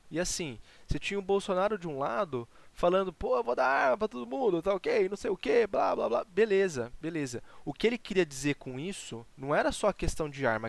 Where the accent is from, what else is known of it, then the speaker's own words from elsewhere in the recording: Brazil; Eu sou muito brasileiro